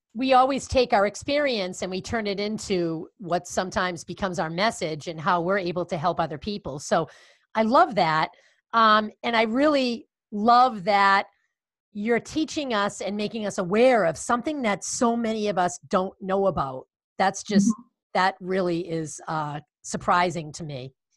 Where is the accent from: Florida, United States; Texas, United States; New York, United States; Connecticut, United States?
Connecticut, United States; near Watertown; it's in Watertown, uh, Connecticut not too far from my hometown